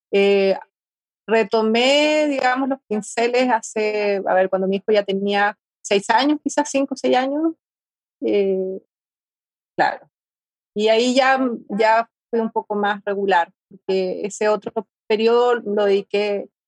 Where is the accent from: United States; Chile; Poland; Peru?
Chile; moved away as an adult; also born or lived in Madrid / Valencia / Berlin; Eso fue, a ver, cuando salí, el 2003 yo salí de Chile. ¿Ya? Para, bueno, me fui a, a Madrid y después estuve, claro, en Valencia, 2004, 2007, 2009, hasta el 2009 viví 2008 viví en España, después me fui a Berlín.